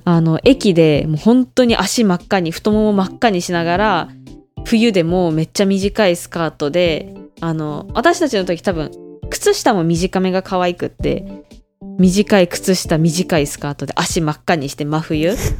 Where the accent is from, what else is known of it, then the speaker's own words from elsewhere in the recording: Hokkaido, Japan; moved away as an adult; now in Taiwan; 北海道から来ました